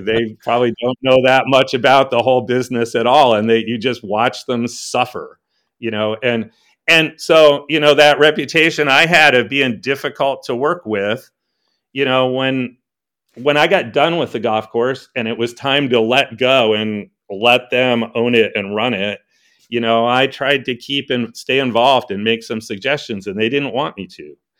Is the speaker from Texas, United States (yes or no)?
no; Connecticut, United States; moved away as an adult; also born or lived in New York City; now in Traverse City, United States; I'm really from the East Coast. I was born in New York City and grew up in Connecticut, but I came out here